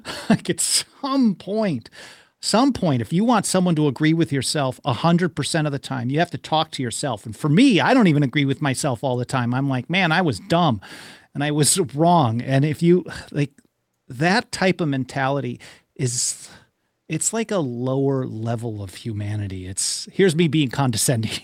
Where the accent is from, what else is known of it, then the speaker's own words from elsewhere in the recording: Milwaukee, Wisconsin, United States; I grew up in Milwaukee